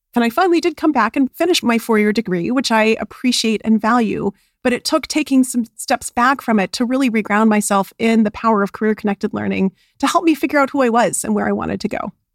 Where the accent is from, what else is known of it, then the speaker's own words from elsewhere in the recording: Albuquerque, New Mexico, United States; I was raised in Albuquerque, New Mexico